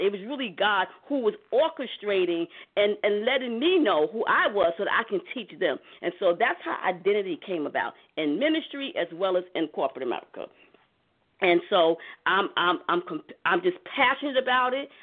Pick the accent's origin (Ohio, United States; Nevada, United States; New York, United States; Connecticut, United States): New York, United States; New York City; me growing up in Harlem